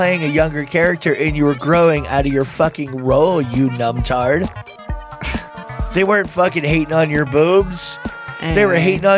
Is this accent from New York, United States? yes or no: no; Florida, United States; We're from Florida